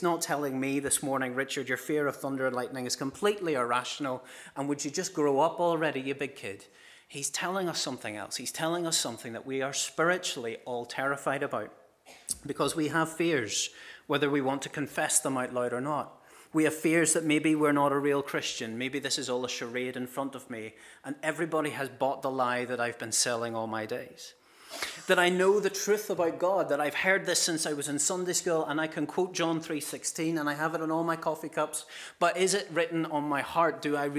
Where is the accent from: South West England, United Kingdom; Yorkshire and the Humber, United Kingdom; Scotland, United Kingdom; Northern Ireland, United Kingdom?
Northern Ireland, United Kingdom; Ballymena; now in County Down, United Kingdom; I am a Ballymena man, born and bred, born in the Braid Valley. Now, why do I not sound like it? Well, I've ended up living most of my life now in County Down